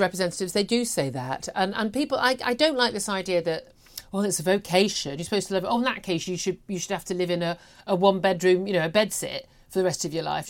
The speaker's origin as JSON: {"language": "English", "country": "United Kingdom", "said": "we're British"}